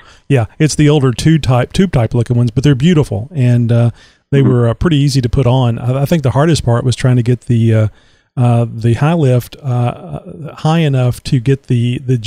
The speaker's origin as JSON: {"language": "English", "region": "Texas", "country": "United States", "tie": "born or raised there", "said": "I'm from Texas. I'm in Texas. I've been here all my life"}